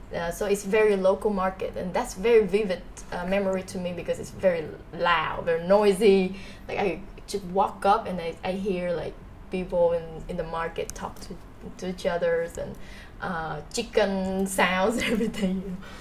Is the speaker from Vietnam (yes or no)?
yes; Ho Chi Minh City, Vietnam; I I am a Saigonese like 100%. I was born and was raised here in Saigon